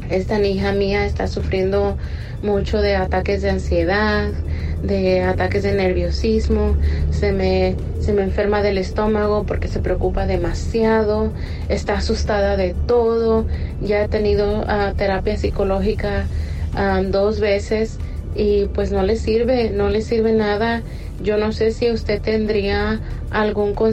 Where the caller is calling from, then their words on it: California, United States; Mire, yo soy de California y tengo el placer de escucharlo todas las noches.